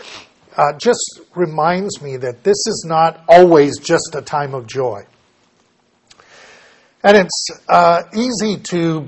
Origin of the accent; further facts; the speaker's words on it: United States; We are Americans. We are American Christians